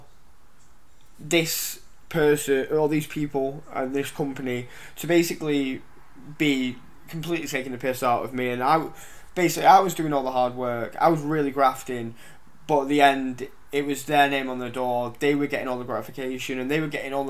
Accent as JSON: {"language": "English", "town": "Lytham St Annes", "region": "North West England", "country": "United Kingdom", "tie": "born or raised there", "said": "I've grew up around here, I grew up in St Anne's"}